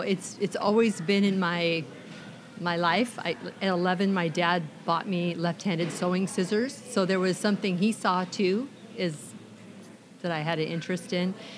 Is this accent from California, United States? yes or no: no; Olympia, Washington, United States; also born or lived in Camano Island; I grew up in Olympia, and I have come from a family of six children